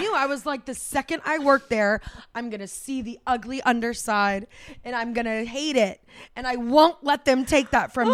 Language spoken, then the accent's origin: English; Florida, United States; now in New York, United States; We grew up in Florida